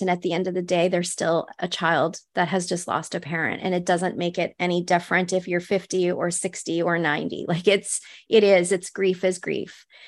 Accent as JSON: {"language": "English", "region": "northwestern Ontario", "country": "Canada", "tie": "born or raised there", "said": "I grew up in Ontario in Canada, so it was, like, northwestern Ontario"}